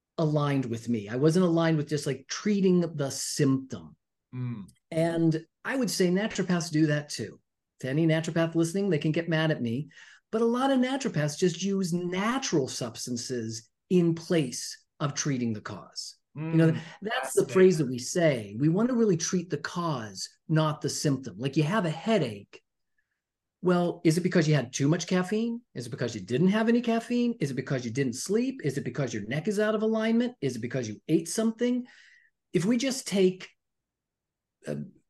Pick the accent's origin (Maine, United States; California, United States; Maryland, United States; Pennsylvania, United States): Pennsylvania, United States; Pittsburgh; I'm from Pittsburgh. I grew up in Pittsburgh in the 70s and 80s.